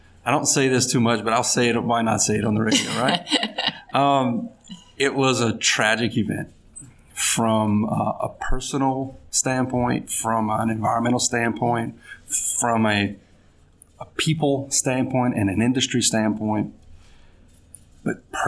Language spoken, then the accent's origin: English; Larose, Louisiana, United States; also born or lived in Cut Off, Louisiana / Baton Rouge, Louisiana; I'm a Cajun boy from down the bayou in Lafourche Parish.